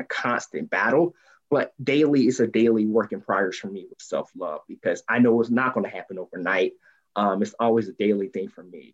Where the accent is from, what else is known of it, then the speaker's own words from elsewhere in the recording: Columbus, Georgia, United States; also born or lived in Washington, D.C.; I'm born and raised in Columbus, Georgia. I'm still in the area right now